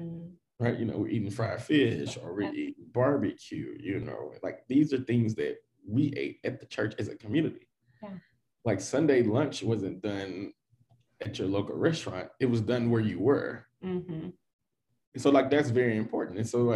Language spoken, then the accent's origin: English; the South, United States; those are the kind of things that I grew up on in the South.